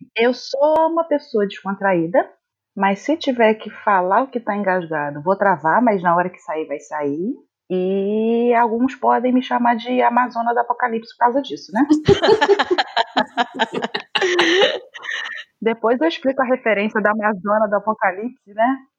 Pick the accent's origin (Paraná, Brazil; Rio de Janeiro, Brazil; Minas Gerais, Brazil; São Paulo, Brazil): Rio de Janeiro, Brazil; accent: carioca; o pessoal diz que eu não tenho tanto sotaque carioca. Carioca não acha que eu sou daqui quando eu converso